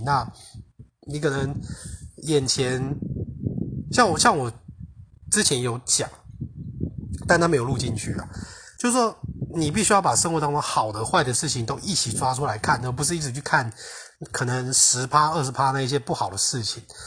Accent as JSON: {"language": "Chinese", "country": "Taiwan", "moved": "yes", "said": "我是台湾人"}